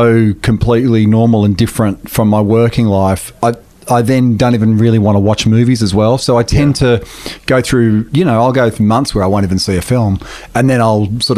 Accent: Australia; being from Australia

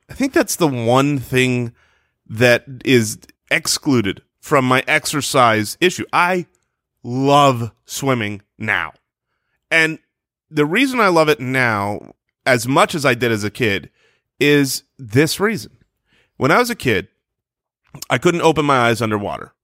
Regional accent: Arizona, United States; born or raised there

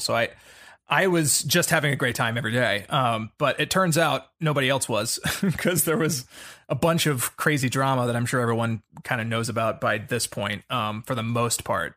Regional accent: the South, United States; I grew up in the South

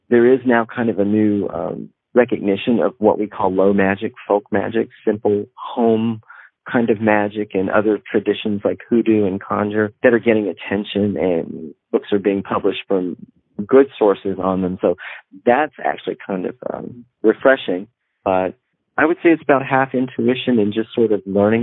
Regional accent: Northeast Texas, United States; I grew up in Northeast Texas, where everybody was Christian and went to the little church down the road.

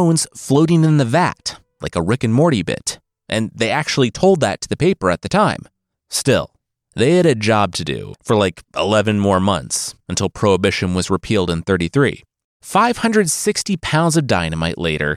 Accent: Loveland, Ohio, United States; I'm from Loveland, Ohio, home of the Loveland Frogman

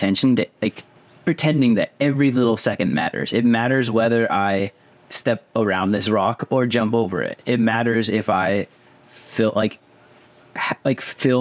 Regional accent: Palo Alto, California, United States; now in Colorado, United States; I grew up in California

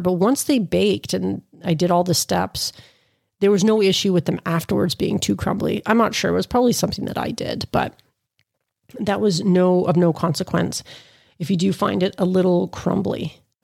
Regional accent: Canada; as a Canadian

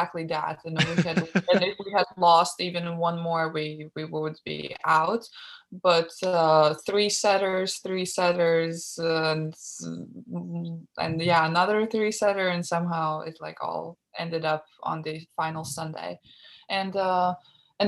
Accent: Latvia; moved away as an adult; now in Los Angeles, United States; my hometown

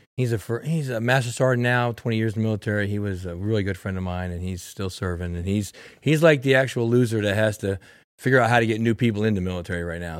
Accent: Florida, United States; We're from Florida.

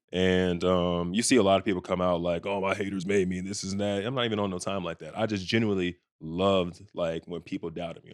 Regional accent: Bedford, Texas, United States; moved away as an adult; also born or lived in Indiana; I'm from Bedford, Texas, so it's not like we have, like, a big, like, eyes on us everywhere

